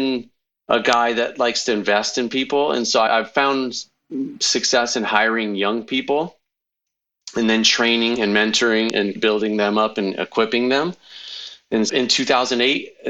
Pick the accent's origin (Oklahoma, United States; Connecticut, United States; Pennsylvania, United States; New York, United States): Connecticut, United States; moved away as an adult; also born or lived in California; now in Iowa, United States; I grew up in Connecticut till I was 18, took a plane, flew across the country to California